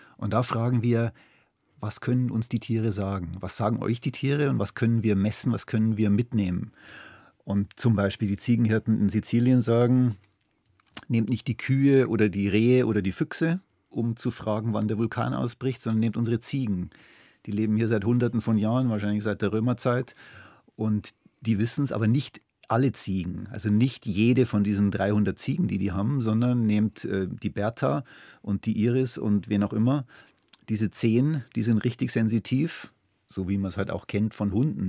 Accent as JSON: {"language": "German", "country": "Germany", "said": "wenn man da als, als Deutscher kommt"}